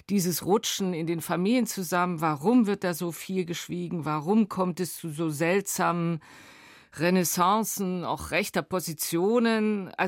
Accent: Dresden, Saxony, Germany; Dresden, Teil der Ahnungslosen. Ich sehe mich mit weißem Pionierhemd, mit blauem FDJ-Hemd.

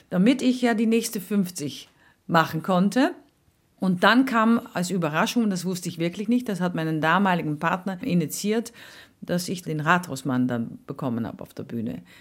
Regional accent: Netherlands; now in Austria; Und dann kam ich natürlich mit meinen Erfahrungen als Holländerin.

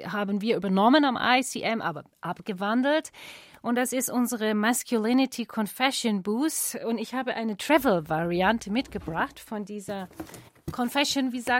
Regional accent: Australia; Gut, ich bin aus Australien.

